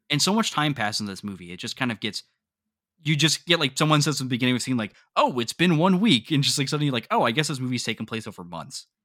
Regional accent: the North, Northern United States, United States; as a northern boy

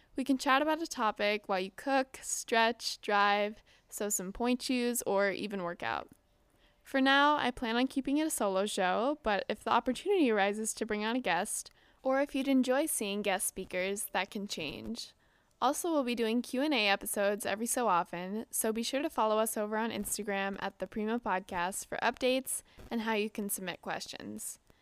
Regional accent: Southern California, United States; I'm from Southern California

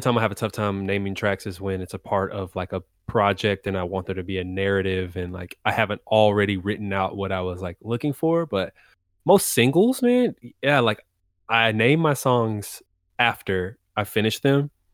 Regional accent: Texas, United States; also born or lived in DMV (Washington, D.C. area); now in Washington, D.C. area, United States; I'm based in the D M V right now, uh, but born and raised in Texas

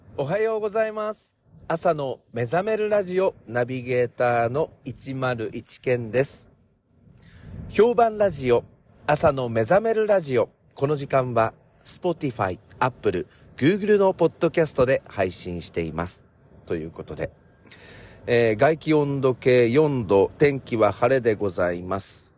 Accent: Ibaraki, Japan; accent: Ibaraki dialect; 構わねべっていうのは大丈夫でしょうっていう、まあ、茨城県の訛り

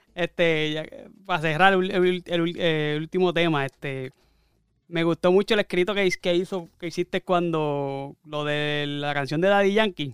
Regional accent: Barranquitas, Puerto Rico; nosotros, Gil y yo somos de Barranquita

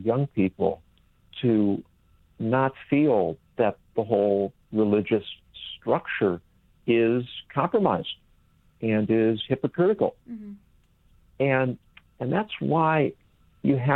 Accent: California, United States; moved away as an adult; I grew up in California

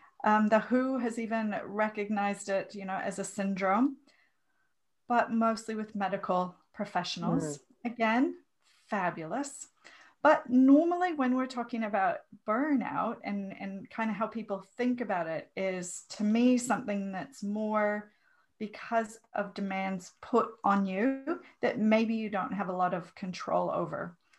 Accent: Minnesota, United States; Not too far away from you, from Minnesota. So, you know, really close to Canada, where I spent the first 28

